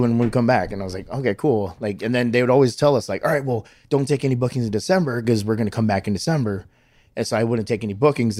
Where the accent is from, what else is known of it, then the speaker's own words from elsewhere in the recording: Hawaii, United States; I'm, I'm from Hawaii